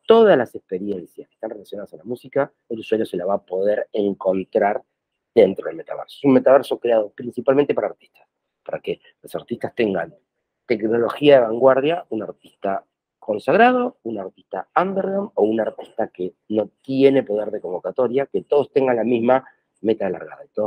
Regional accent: Buenos Aires, Argentina; born there; argentino, nacido en Buenos Aires

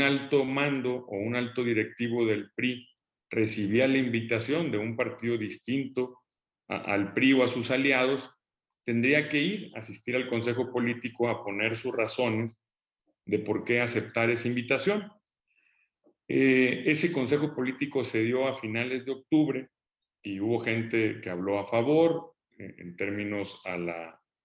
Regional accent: Mexico; todos los mexicanos

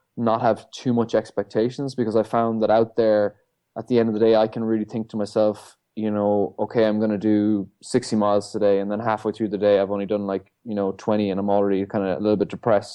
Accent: Ireland; coming back to my hometown, where I'm from, you know, the North Atlantic. Um, I grew up on these shores

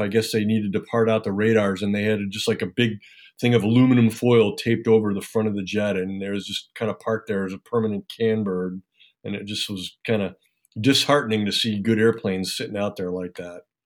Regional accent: Cleveland, Ohio, United States; moved away as an adult; I was born and raised in Cleveland, Ohio

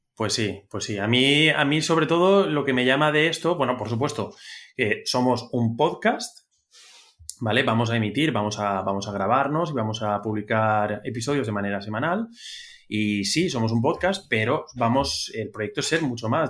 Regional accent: Spain; somos, somos los tres españoles

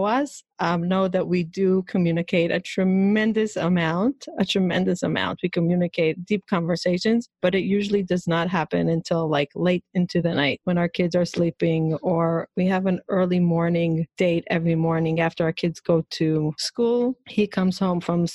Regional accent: Israel; moved away as an adult; now in New York, United States; I grew up in Israel.

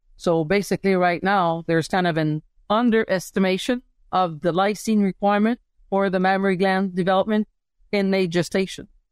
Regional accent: Montreal, Quebec, Canada; moved away as an adult; also born or lived in Saskatchewan / Pennsylvania, United States; I'm a city girl. I come from Montreal City

